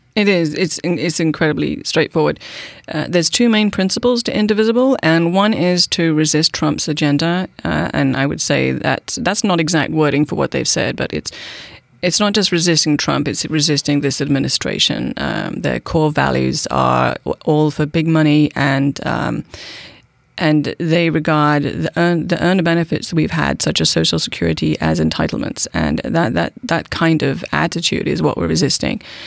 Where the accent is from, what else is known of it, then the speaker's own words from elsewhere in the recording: United Kingdom; accent: British; moved away as an adult; now in Bainbridge Island, United States; I'm British, okay? Um, I am. I've been here for twenty-one years. I can't shake the accent